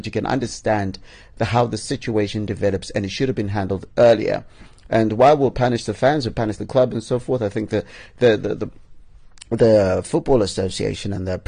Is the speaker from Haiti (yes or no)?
no; Bulawayo, Zimbabwe; I'm from Bulawayo